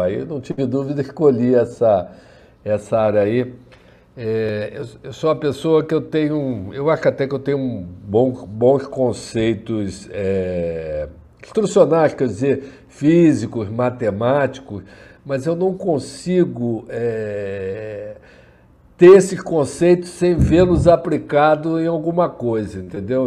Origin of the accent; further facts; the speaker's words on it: Rio de Janeiro, Brazil; moved away as an adult; now in Niterói, Brazil; Eu sou nascido é, criado no Rio de Janeiro. Hoje eu estou morando em, em, em, Niterói